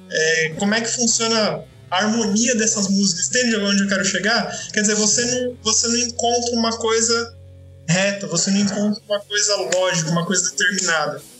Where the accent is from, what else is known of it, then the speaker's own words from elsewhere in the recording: São Paulo, Brazil; also born or lived in Franca; eu tô no interior aqui em Franca, mas enfim, eu sou paulistano